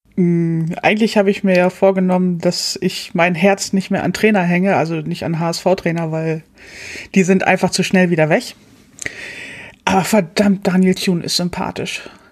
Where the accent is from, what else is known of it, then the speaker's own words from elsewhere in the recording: Hamburg, Germany; Ich komme hier aus der Ecke, aus Hamburg